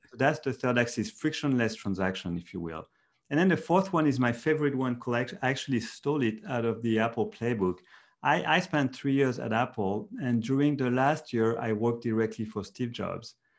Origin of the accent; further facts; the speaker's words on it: France; moved away as an adult; now in Silicon Valley, United States; I'm from Europe, from France.